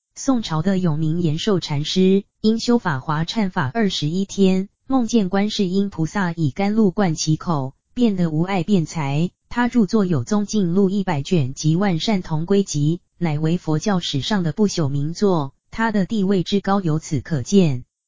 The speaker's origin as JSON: {"language": "Chinese", "country": "China", "said": "我们中国人好求简约"}